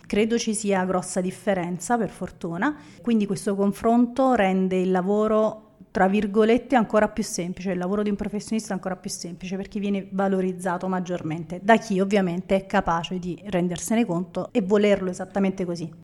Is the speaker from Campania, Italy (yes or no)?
yes; Naples, Campania, Italy; sono napoletana